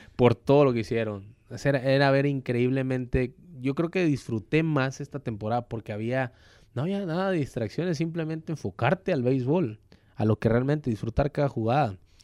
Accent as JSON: {"language": "Spanish", "region": "Tabasco", "country": "Mexico", "tie": "born or raised there", "moved": "as an adult", "lives_now": "Hermosillo, Mexico", "said": "en Tabasco, en donde mi tierra me vio nacer"}